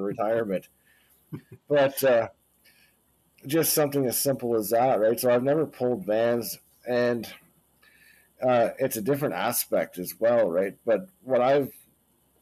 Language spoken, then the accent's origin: English; Canada; My wife and I, we're Canadians.